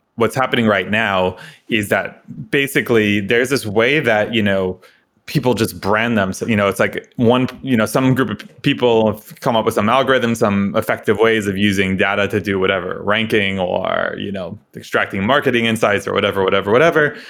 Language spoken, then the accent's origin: English; suburb of New York City, United States; I grew up in New York, uh, you know, kinda sleepy suburb of, uh, New York City